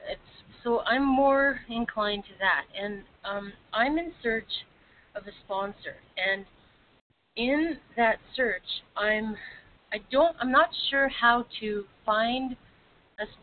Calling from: Vancouver, British Columbia, Canada; I'm calling from Vancouver.

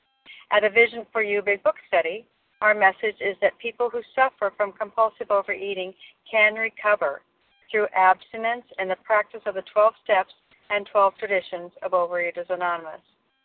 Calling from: Washington, United States; I'm calling in from Washington State this morning

